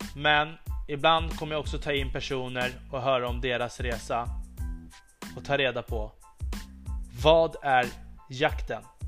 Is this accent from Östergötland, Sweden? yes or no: no; Upplands Väsby, Stockholm County, Sweden; Början av min uppväxt startade i Upplands Väsby